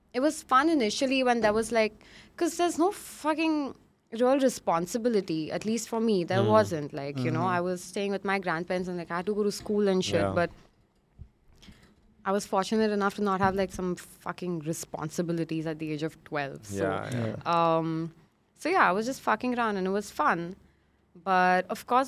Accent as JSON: {"language": "English", "town": "Mumbai", "region": "Maharashtra", "country": "India", "tie": "born or raised there", "said": "I moved to my grandparents' place when I was 10. So I grew up in Goregaon."}